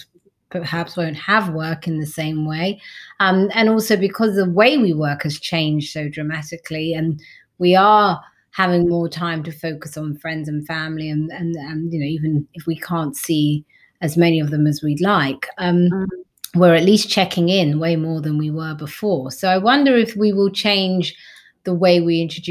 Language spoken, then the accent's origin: English; London, United Kingdom; I grew up in East London